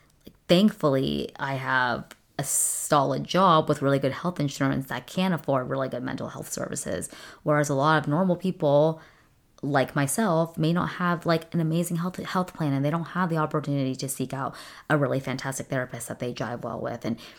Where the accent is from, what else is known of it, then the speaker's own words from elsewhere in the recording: California, United States; My dad, growing up in Southern California, we lived really close to Disneyland. So my dad got us passes when we were little kids.